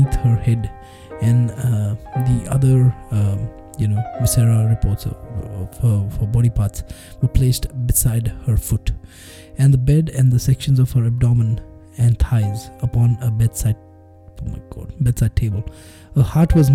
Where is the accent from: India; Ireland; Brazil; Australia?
India; I'm Indian